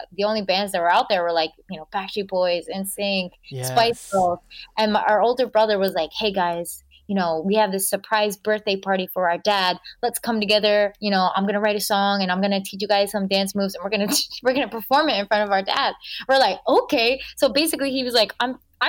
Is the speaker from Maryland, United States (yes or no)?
yes; Baltimore suburbs, Maryland, United States; born or raised there